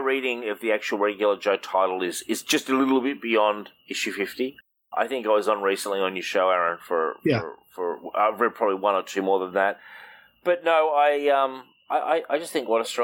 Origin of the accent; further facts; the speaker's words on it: Australia; I'm Australian